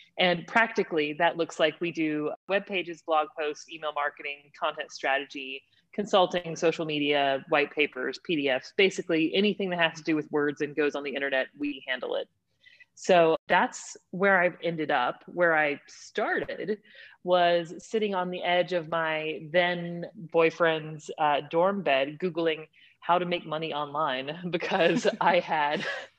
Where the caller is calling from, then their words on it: Texas, United States; I'm joining you from East Texas. It is a thriving metropolis of a city that just now got a flashing red light. So it's a tiny, tiny little city about 2 hours east of Dallas.